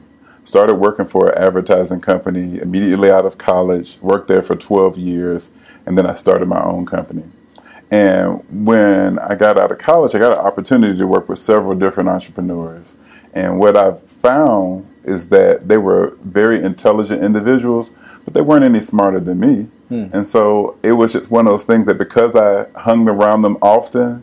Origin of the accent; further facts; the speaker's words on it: Pensacola, Florida, United States; now in Nashville, United States; I am originally from Pensacola, born and raised. Been in Nashville now for 20 plus years.